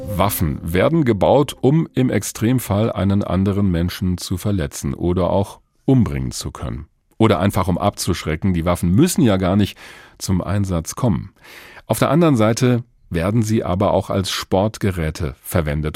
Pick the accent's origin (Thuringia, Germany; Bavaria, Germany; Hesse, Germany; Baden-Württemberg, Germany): Hesse, Germany; Bei uns in Hessen